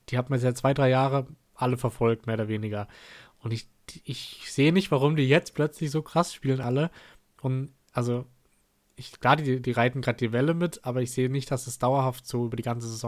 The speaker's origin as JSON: {"language": "German", "town": "Freiburg", "region": "Baden-Württemberg", "country": "Germany", "said": "aber ja, als, als Freiburger mag man trotzdem Stuttgart ist nicht sonderlich, ehrlich gesagt."}